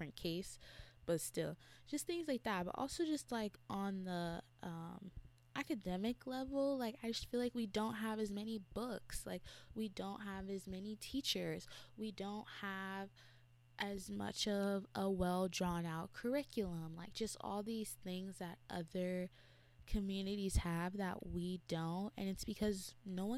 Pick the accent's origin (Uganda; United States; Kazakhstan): United States; Carson, California; I'm from Carson